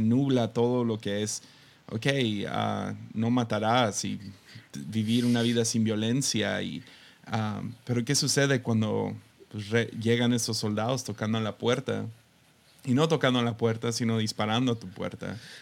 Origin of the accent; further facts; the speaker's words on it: Tepic, Nayarit, Mexico; creciendo en Tepic